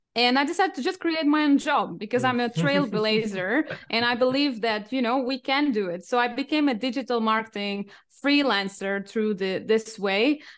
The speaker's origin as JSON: {"language": "English", "country": "Portugal", "also_born_or_lived": "United Kingdom / France / Singapore / Cambodia", "second_language": "English", "moved": "yes", "lives_now": "Germany", "said": "I'm originally from Portugal, but I have been living all over the world, including the UK, France, Singapore, Cambodia, and I'm now based in Germany"}